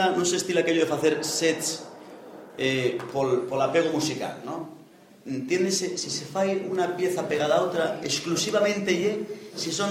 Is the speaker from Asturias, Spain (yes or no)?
yes; Pravia, Asturias, Spain; y que yo soy de Pravia. ¿eh? Los asturianos para eso somos muy etnocéntricos, ¿sí verdad?